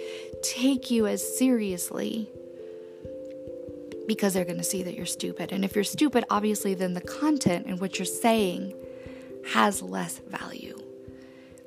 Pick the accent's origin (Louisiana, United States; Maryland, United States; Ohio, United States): Louisiana, United States; New Orleans; I was born in New Orleans and I was raised by Tom and Hannah